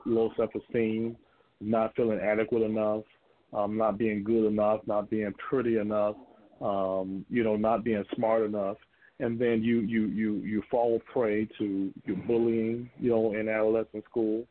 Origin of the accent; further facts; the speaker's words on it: Gainesville, Florida, United States; I'm from a little town they call Gainesville, Florida. And I grew up there in Gainesville